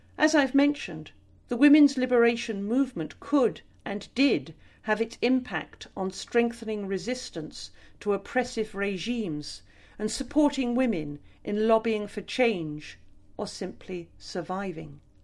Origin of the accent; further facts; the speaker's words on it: Glastonbury, South West England, United Kingdom; Growing up in Somerset